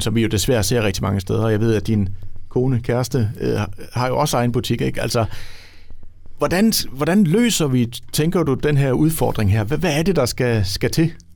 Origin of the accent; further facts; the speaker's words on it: Ribe, Southern Denmark, Denmark; jeg selv fra Ribe og, og har haft min ungdom